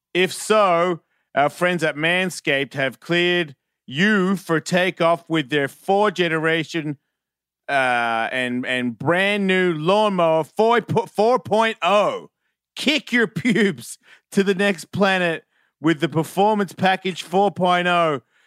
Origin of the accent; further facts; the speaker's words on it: Sandringham, Victoria, Australia; I'm from Sandringham